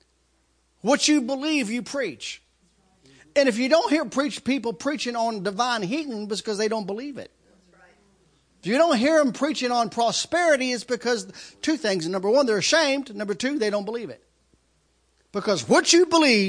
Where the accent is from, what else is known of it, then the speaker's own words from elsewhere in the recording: United States; I'm American